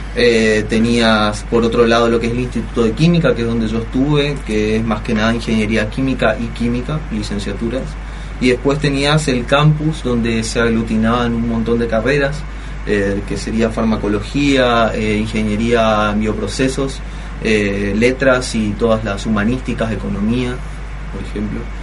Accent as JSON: {"language": "Spanish", "country": "Argentina", "said": "soy, no era un argentino"}